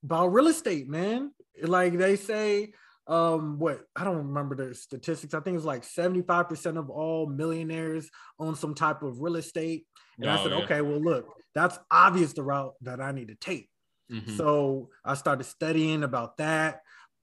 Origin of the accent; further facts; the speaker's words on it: Vallejo, California, United States; I'm from San Francisco Bay Area in a city called Vallejo